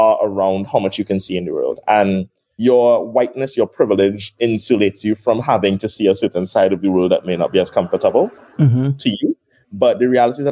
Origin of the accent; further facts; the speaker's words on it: Trinidad & Tobago; also born or lived in Brooklyn, New York; I was born in Trinidad. I grew up with my dad alone